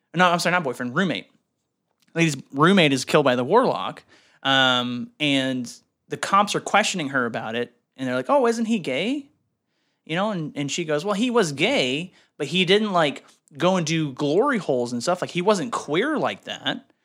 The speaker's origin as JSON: {"language": "English", "country": "Canada", "moved": "yes", "lives_now": "United States", "said": "I'm Canadian."}